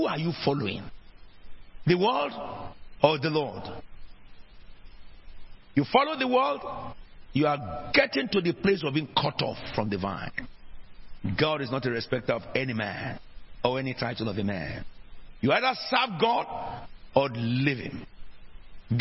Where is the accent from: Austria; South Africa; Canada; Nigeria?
Nigeria; also born or lived in South East England; now in United Kingdom; which country did you come from before you got to become British? I said, Nigeria